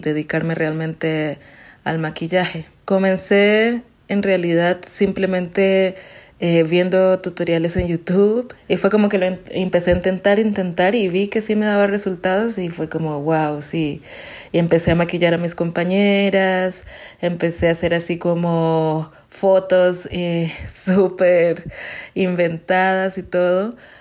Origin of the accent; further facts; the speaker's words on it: Colombia; now in Mexico City, Mexico; soy de Colombia, estoy actualmente viviendo en Ciudad de México